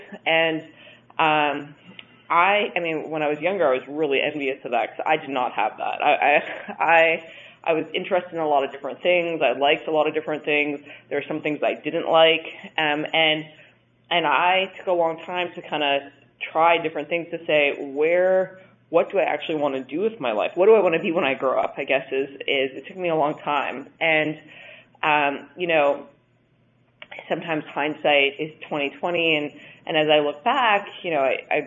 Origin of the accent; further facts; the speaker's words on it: Saskatchewan, Canada; moved away as an adult; also born or lived in Montreal; I grew up in Canada in a province called Saskatchewan